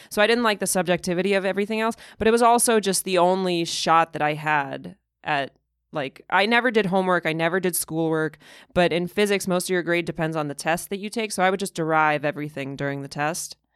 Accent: Moscow, Russia; moved away; also born or lived in Massachusetts; I was born and raised in Moscow, and, uh, it was around the time of the Soviet collapse.

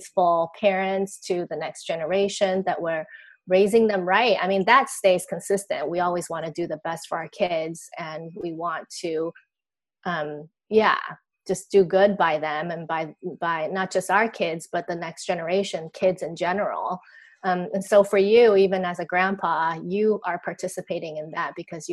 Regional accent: Taiwan; I grew up in Taiwan, where I am still.

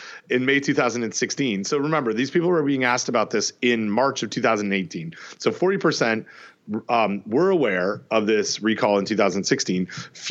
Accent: Canada; I grew up in Canada

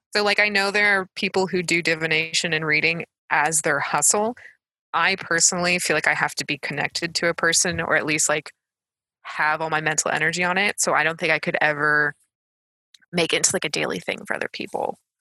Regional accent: United States; I'm American

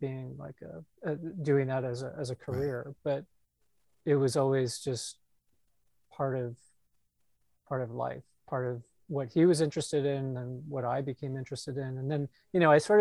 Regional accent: San Jose, California, United States; also born or lived in Iowa City, Iowa / Mountain View, California; now in Washington DC, United States; I grew up in the San Jose area

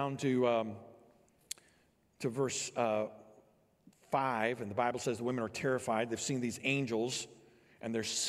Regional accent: Illinois, United States; I grew up here in Illinois, and so I was not around mountains

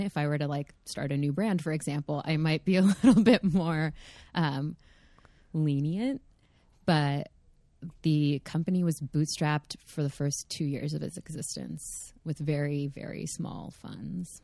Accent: California, United States; also born or lived in Los Angeles; I did happen to be born and raised in California, you know, like, I did, I do happen to live in L A.

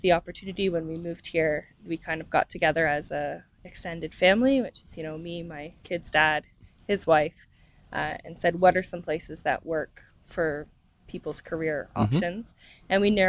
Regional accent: Ethel, Ontario, Canada; now in London, Canada; We're from very near each other. I'm from Ethel, which most people don't know, but you might.

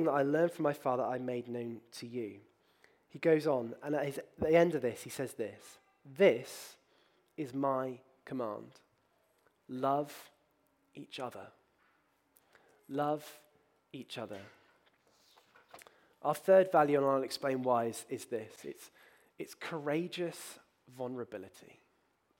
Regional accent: Bristol, South West England, United Kingdom; as a child, I grew up in this city. I grew up near Trinity College, which is the Vicar Training School

